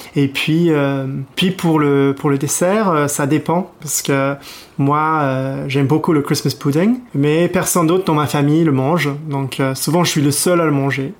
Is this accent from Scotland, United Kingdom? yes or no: yes; Edinburgh, Scotland, United Kingdom; French is a second language; moved away as an adult; also born or lived in Glasgow; now in France; je suis euh, d'Édimbourg, la, capitale.